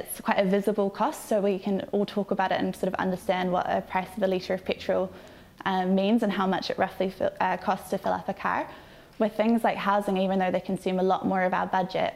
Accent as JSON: {"language": "English", "town": "Tauranga", "region": "Bay of Plenty", "country": "New Zealand", "said": "I'm from Tauranga"}